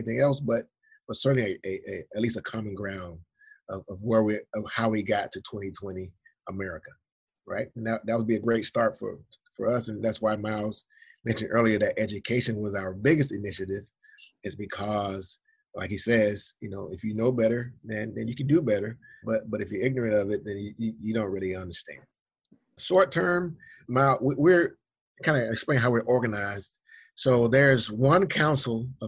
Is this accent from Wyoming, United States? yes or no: no; Georgia, United States; my home state of Georgia